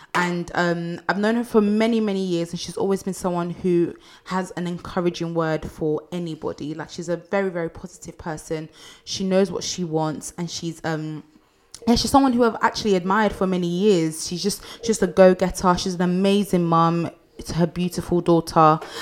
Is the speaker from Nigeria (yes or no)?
yes; Nigeria; I'm Nigerian and you know in Nigeria you kind of raise your family